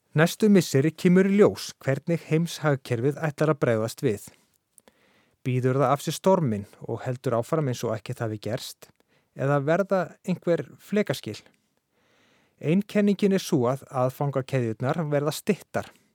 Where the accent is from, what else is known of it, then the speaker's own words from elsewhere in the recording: Iceland; við Íslendingar